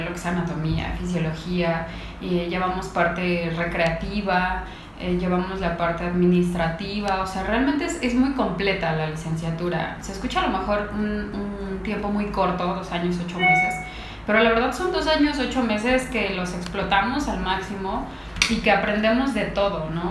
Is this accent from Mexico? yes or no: yes; Mexico; yo creo que somos un país de gordos